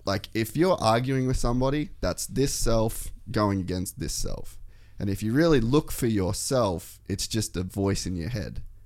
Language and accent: English; Cairns, Queensland, Australia; moved away; also born or lived in America; I come from Cairns